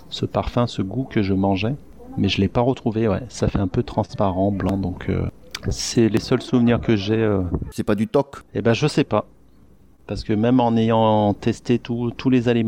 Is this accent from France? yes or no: no; Masan, South Gyeongsang, South Korea; born there; moi, je suis pas né à Koje, je suis né à Mas Masanchi, euh, c'est euh, une ville qui est à une heure d'ici de Goje.